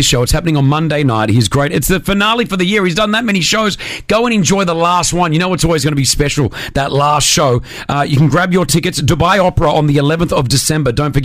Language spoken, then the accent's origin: English; Australia; moved away; growing up in Australia, we didn't watch a lot of football